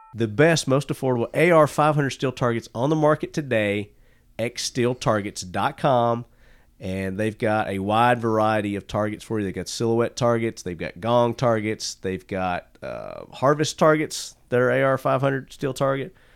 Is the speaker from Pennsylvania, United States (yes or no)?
no; Murfreesboro, Tennessee, United States; my hometown here, Murfreesboro